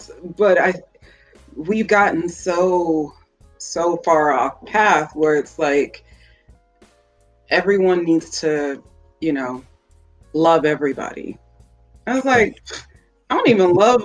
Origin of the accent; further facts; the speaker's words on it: Minnesota, United States; I am actually from Minnesota